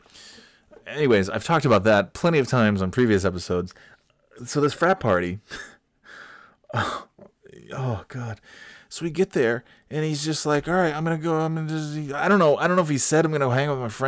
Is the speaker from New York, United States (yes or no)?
yes; New York, United States; I'm from New York, so this isn't really like a great drastic change for me. It's just slightly cloudier than the other cloudy area that I'm from